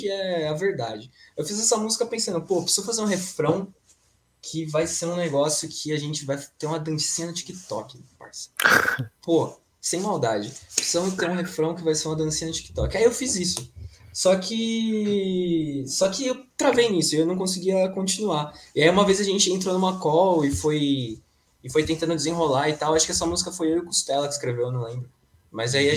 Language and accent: Portuguese; ABC, São Paulo, Brazil; ele tem um conservatório aqui em São Bernardo do Campo, que a gente é do ABC